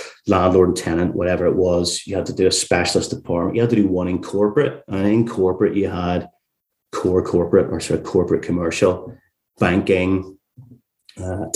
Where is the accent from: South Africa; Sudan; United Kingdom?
United Kingdom; Carrickfergus, Northern Ireland; moved away as an adult; also born or lived in Leeds / York; now in London, United Kingdom; listeners could probably tell from my accent that I'm not sort of from London originally. I'm from a place called Carrickfergus, just outside Belfast. But I moved over to England for university when I was 18